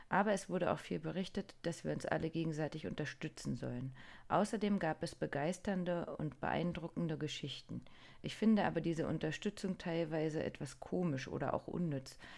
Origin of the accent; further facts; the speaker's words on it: Niigata, Japan; Ich bin in Niigata geboren und aufgewachsen.